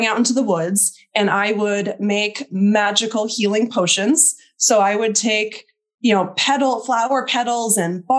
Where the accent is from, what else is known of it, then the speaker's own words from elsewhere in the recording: Minnesota, United States; moved away as an adult; also born or lived in Oregon / Texas; I grew up in Minnesota, and I moved out to Oregon right after I graduated from my master's program